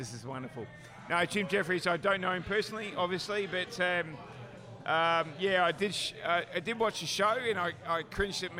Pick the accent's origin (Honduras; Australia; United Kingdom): Australia; Queensland; moved away as an adult; now in United States; I'm from Queensland, which is for those of you who need a geography lesson, half East Coast, halfway up.